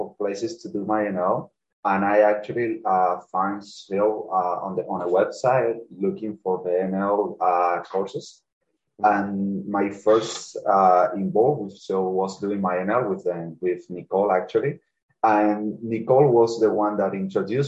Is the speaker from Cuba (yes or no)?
yes; Cuba; English is a second language; now in Canada; I come from Cuba